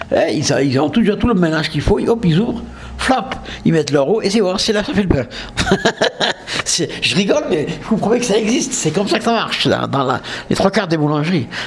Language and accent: French; south of France, France; accent: southern French; je suis du sud de la France, avec mon accent, vous l'aurez vu